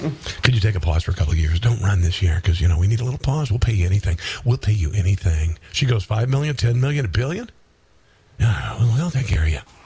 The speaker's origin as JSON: {"language": "English", "town": "Omaha", "region": "Nebraska", "country": "United States", "said": "I'm from Omaha, Nebraska. That's where I am from"}